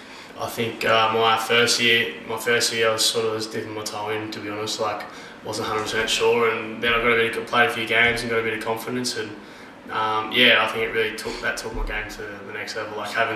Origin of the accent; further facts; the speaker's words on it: Temora, New South Wales, Australia; moved away as an adult; also born or lived in Cairns / Forster; now in Melbourne, Australia; Yeah, I grew up in a little country town called Tamora, New South Wales.